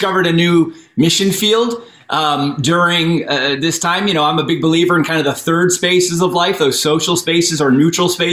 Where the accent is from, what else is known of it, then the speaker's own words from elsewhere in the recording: New York, United States; moved away as an adult; also born or lived in Williamsburg, Virginia / Brussels, Belgium; now in Los Angeles, United States; I grew up in New York